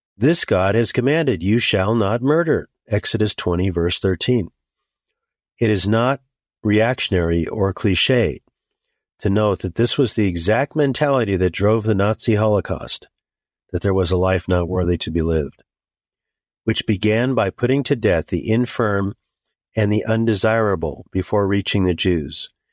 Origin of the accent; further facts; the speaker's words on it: United States; As an American Christian, I have a riot of concerns for my country.